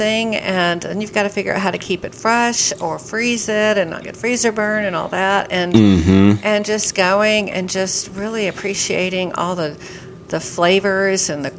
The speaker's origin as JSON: {"language": "English", "region": "the South", "country": "United States", "said": "I will never eat collard greens. I'm from the South."}